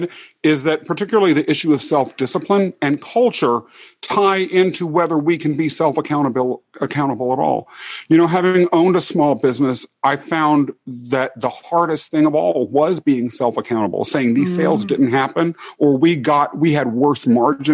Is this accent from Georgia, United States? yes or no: no; Kansas, United States; also born or lived in London, England; I grew up in Kansas